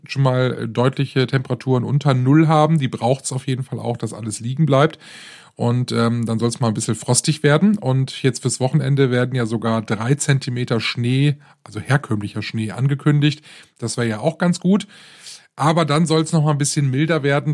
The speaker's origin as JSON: {"language": "German", "region": "Rhineland", "country": "Germany", "tie": "born or raised there", "said": "hier bei uns im Rheinland"}